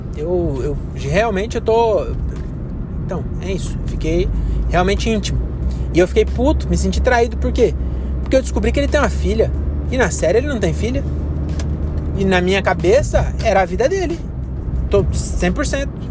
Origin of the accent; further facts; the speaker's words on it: Cajamar, São Paulo, Brazil; Nasci em Cajamar